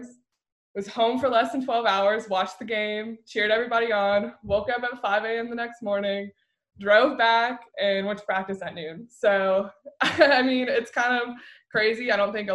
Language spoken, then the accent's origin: English; Jacksonville, Florida, United States; I come from Jacksonville